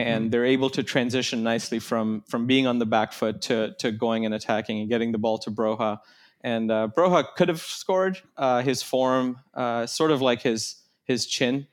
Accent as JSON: {"language": "English", "country": "Kenya", "tie": "born or raised there", "said": "I grew up in Kenya"}